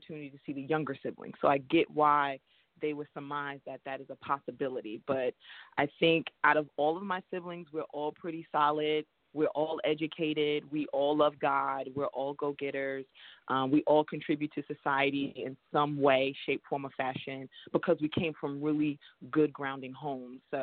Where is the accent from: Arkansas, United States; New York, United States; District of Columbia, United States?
New York, United States; New York City; I was born in Brooklyn, New York, Flatbush to be exact.